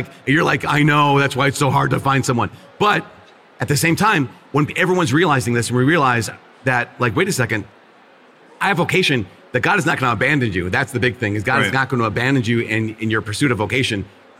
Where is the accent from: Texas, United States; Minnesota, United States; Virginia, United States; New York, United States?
Minnesota, United States; I'm from Minnesota, where it's one of the most irreligious states in the country.